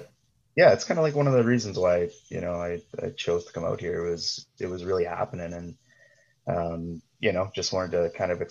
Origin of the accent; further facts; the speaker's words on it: Thunder Bay, Ontario, Canada; moved away as an adult; Born and raised, yeah. I was there. Actually, I left the morning after my 23rd birthday.